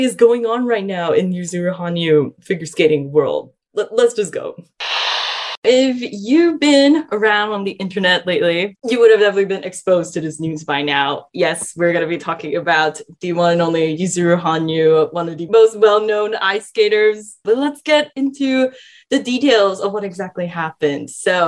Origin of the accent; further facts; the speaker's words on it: Malaysia; growing up in Malaysia